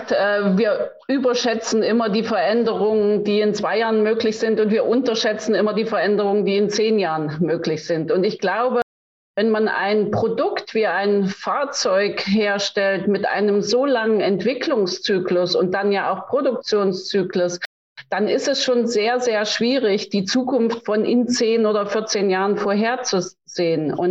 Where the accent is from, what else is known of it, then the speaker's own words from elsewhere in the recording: East Germany, Germany; born there; ich meine, Sie wissen, ich bin in der DDR geboren.